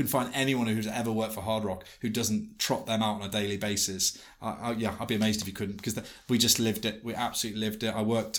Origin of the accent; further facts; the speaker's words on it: Liverpool, North West England, United Kingdom; I said, Liverpool.